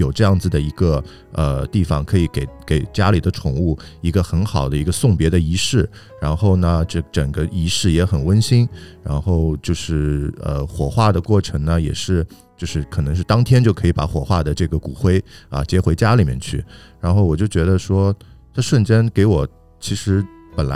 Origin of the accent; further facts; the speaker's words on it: China; 在我们中国人话来讲，可能甚至是有点不太吉利的一份工作。中国人可能会对这种东西都多多少少有一点避讳，在我们的在我们的文化里面，传统文化里面。